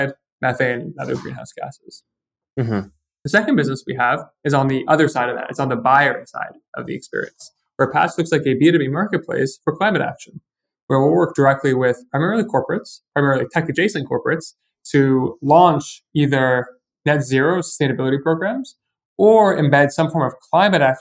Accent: New York, United States; moved away as an adult; also born or lived in Montreal, Canada / Ottawa, Canada; I'm originally from New York, but I studied chemical engineering in Montreal

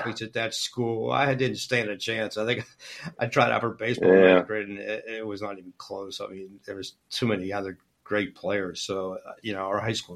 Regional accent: Pittsburgh, Pennsylvania, United States; growing up in North Hills

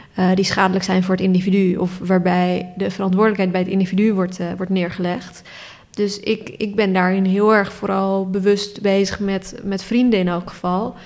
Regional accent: Turkey; now in Netherlands; ik ben geboren in Turkije

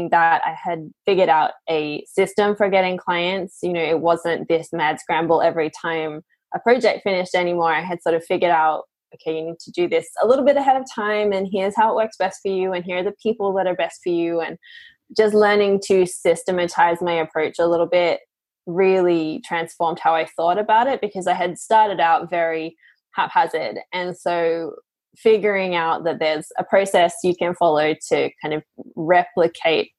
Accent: Australia; now in Portugal; I grew up in Australia, but I now live in Portugal

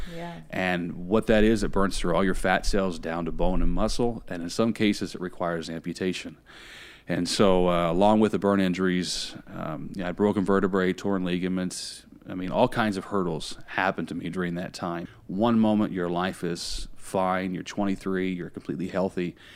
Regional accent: Indiana, United States; now in Tampa, United States; I grew up in Indiana. That's where I'm originally from. I now live in Tampa, Florida

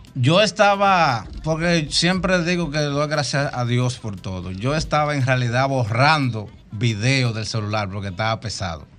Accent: Cotuí, Sánchez Ramírez, Dominican Republic; moved away; Nosotros somos de Cotuí

